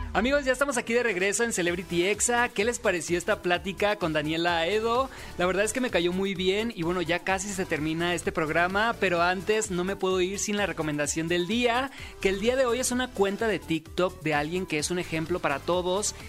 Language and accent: Spanish; Sinaloa, Mexico; moved away; yo soy de Sinaloa, allá es una hora menos